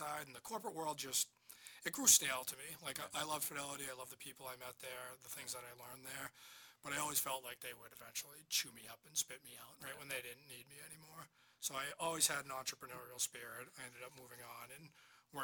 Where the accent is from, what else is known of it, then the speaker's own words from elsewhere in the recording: Marshfield, Massachusetts, United States; also born or lived in Amherst, Massachusetts / Boston, Massachusetts; I grew up in Marshfield